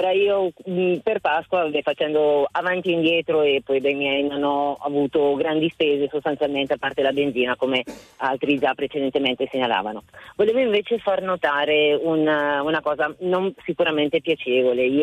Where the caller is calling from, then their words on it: Bergamo, Lombardy, Italy; sono di Bergamo in questo momento sto viaggiando verso le Cinque Terre dove abitano attualmente i miei genitori